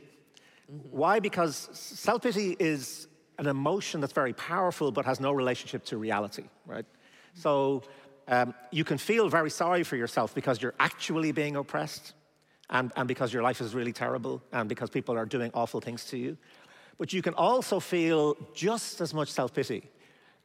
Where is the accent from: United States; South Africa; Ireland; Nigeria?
Ireland; I'm from Ireland